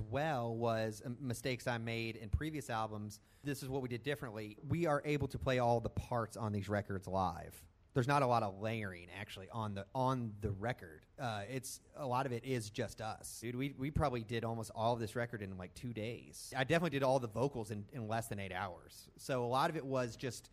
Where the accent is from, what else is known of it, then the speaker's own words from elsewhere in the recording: southern Indiana, United States; I grew up on the Ohio River in southern Indiana